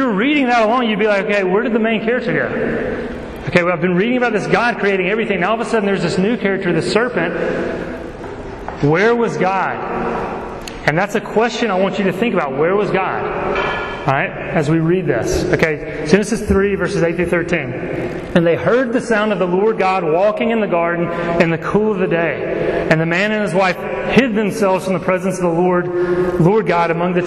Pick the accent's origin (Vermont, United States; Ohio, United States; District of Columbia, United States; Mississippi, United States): Mississippi, United States; Laurel; I grew up in Laurel, Mississippi